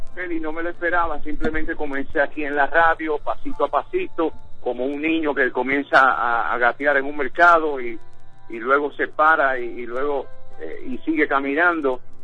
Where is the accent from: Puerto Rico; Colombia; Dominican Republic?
Puerto Rico; now in New York, United States; en el caso mío que soy puertorriqueño